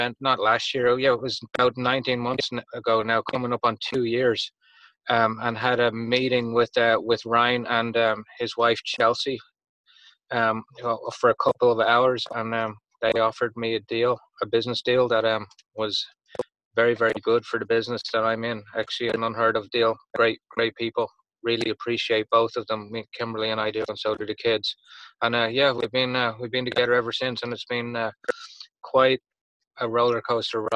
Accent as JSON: {"language": "English", "town": "Dublin", "region": "Leinster", "country": "Ireland", "also_born_or_lived": "Miami, Florida", "accent": "Irish", "moved": "as an adult", "lives_now": "United States", "said": "I'm from Dublin, Ireland, originally. I moved to the States full-time in 2001"}